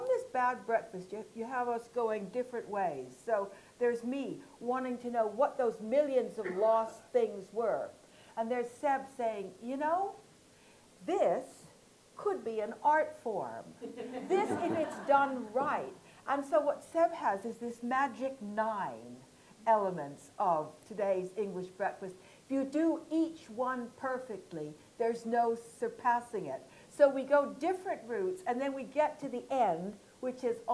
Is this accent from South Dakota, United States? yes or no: no; Hawaii, United States; moved away as an adult; now in England; I'm from Hawaii